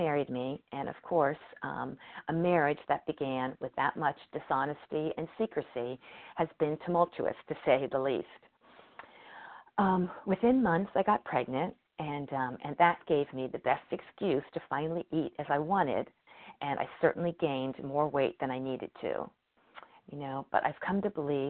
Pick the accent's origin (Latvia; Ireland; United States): United States; Cincinnati, Ohio; moved away as an adult; now in Connecticut, United States; Cincinnati, my hometown